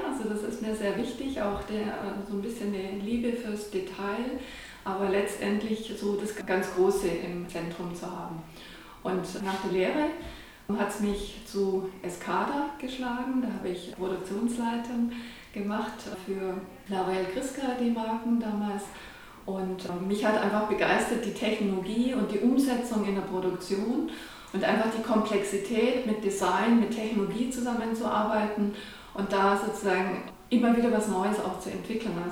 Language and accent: German; Traunreut, Bavaria, Germany; moved away; ich bin in Dranreuth aufgewachsen, am schönen Chiemsee